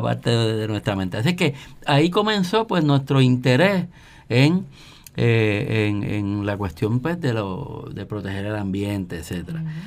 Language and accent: Spanish; San Juan, Puerto Rico; moved away as an adult; now in Guaynabo, Puerto Rico; yo soy de Río Piedras, natural de, Río, Piedras. Piedra. Me, me crié en el barrio